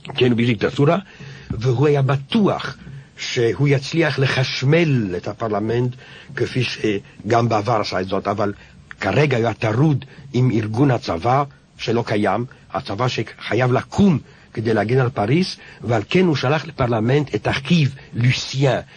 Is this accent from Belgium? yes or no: no; France; כשהייתי ילד בבית הספר העממי, כשהמשתב האחרון של נפוליאון הוקרא על ידי המורה